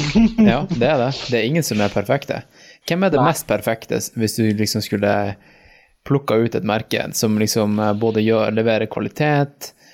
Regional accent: Norway; vi bor hjemme i Norge

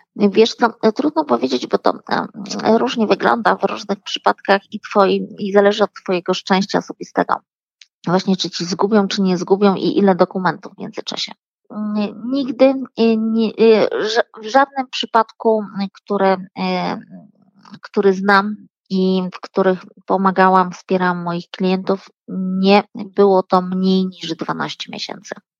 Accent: Poland; now in France; urodziliśmy się w Polsce

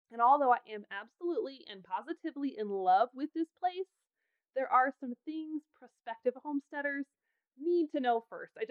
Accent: Idaho, United States; moved away as an adult; now in Wyoming, United States; I adore Wyoming. I have lived here since I was 18 I have no plans ever of leaving. And even though I was born and raised in Idaho

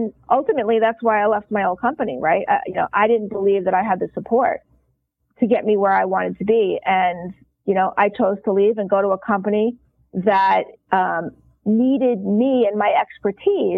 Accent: New York, United States; I am a New Yorker

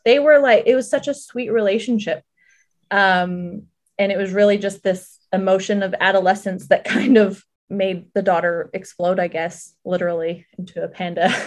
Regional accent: Southern California, United States; I grew up in Southern California

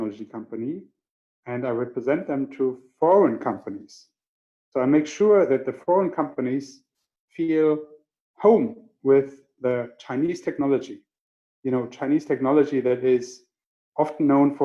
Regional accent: Germany; moved away as an adult; now in China; growing up in Germany with my mom from Ireland

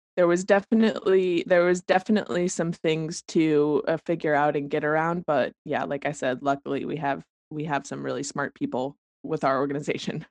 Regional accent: Colorado, United States; moved away as an adult; also born or lived in Arvada, Colorado; now in Eugene, United States; I'm from Colorado

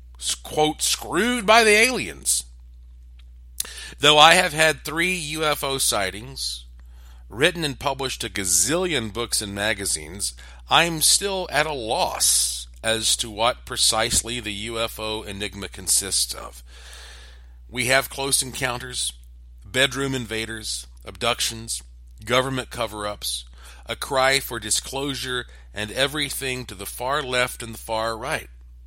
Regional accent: the Bible Belt, United States; I was raised up in the Bible Belt, and it is a little embarrassing for me to talk about some of this stuff

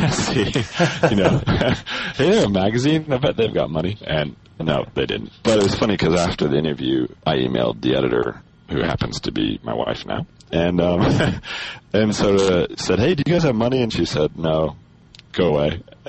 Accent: Colorado, United States; moved away as an adult; I'm originally from Colorado. I was born and raised there. I went to Colorado State University, where I got a degree in computer science.

